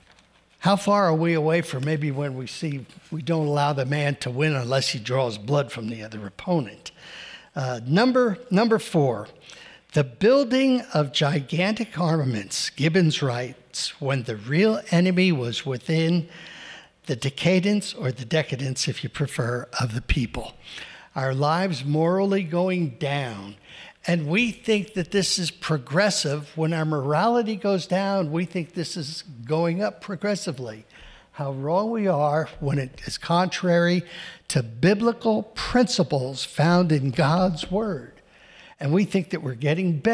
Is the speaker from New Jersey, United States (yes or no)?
yes; New Jersey, United States; I grew up in New Jersey